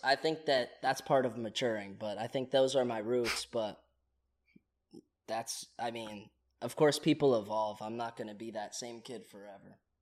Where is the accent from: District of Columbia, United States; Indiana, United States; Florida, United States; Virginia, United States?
Virginia, United States; moved away as an adult; also born or lived in Oklahoma / Charlottesville; now in Los Angeles, United States; I grew up in Virginia, but I was born in Oklahoma